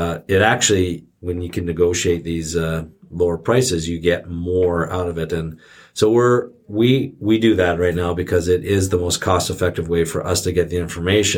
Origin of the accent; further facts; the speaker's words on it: Canada; now in United States; growing up in Canada with their healthcare system and then coming down to the United States with this healthcare system